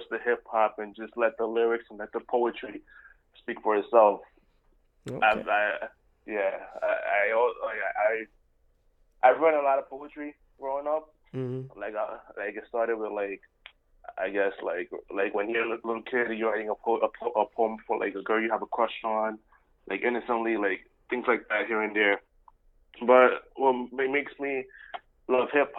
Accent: New York City, New York, United States; I'm based out of NYC, born and raised the boogie down Bronx

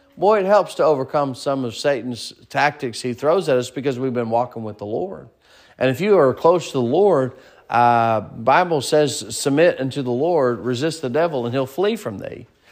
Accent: United States; moved away; also born or lived in Kansas / Arkansas; growing up in Kansas and Arkansas and then moving here

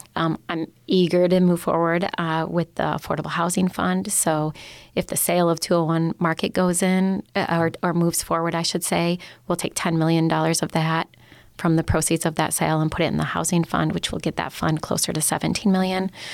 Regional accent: Upper Peninsula, Michigan, United States; I grew up in the Upper Peninsula

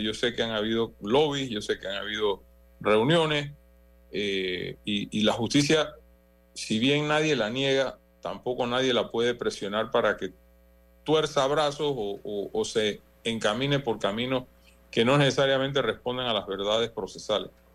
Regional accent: Panama

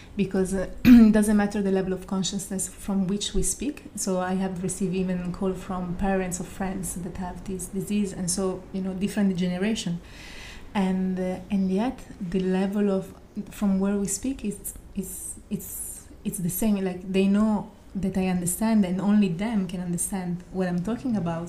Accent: Italy; moved away; I'm from Italy

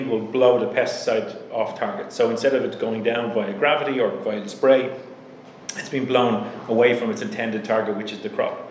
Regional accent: Ireland; accent: Irish; my Irish accent

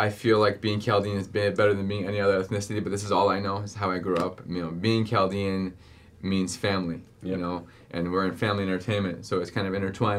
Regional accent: Iraq; now in United States; I was born in the Middle East. You know, I was born in Iraq

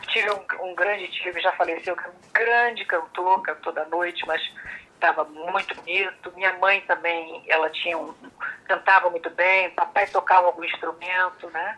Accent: Rio de Janeiro, Brazil; born or raised there

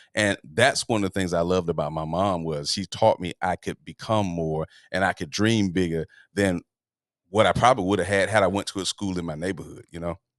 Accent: Atlanta, Georgia, United States; moved away as an adult; now in Los Angeles, United States; I'm from Atlanta, Georgia.

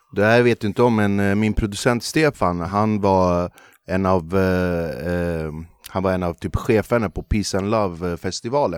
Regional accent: Flemingsberg, Stockholm County, Sweden; när jag är uppvuxen i Flemingsberg

